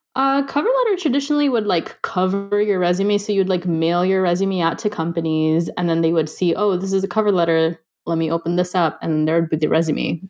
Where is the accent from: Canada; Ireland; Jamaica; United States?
United States; Los Angeles, California; also born or lived in India; growing up